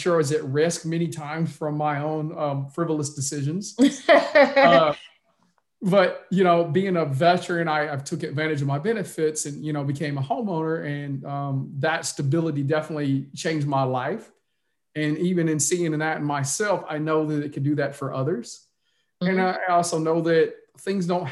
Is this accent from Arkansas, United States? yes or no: yes; outside of Little Rock, Arkansas, United States; now in Texas, United States; I grew up in Arkansas. I did grow up in an impoverished area. I lived on the other side of the tracks. And so on and so forth, growing up right outside of Little Rock, Arkansas